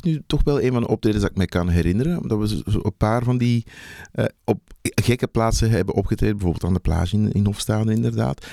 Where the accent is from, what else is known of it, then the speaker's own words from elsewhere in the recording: Antwerp, Flanders, Belgium; moved away as an adult; also born or lived in Hofstade / Mechelen; oorspronkelijk kom ik uit Antwerpen